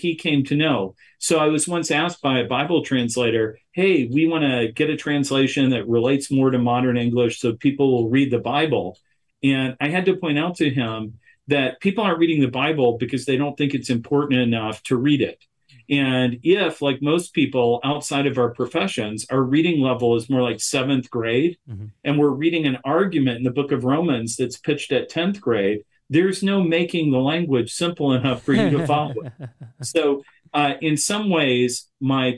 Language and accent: English; West Virginia, United States; I grew up in West Virginia